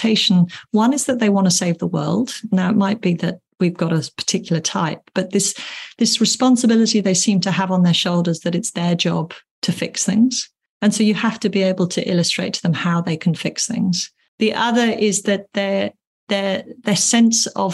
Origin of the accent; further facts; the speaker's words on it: England, United Kingdom; being English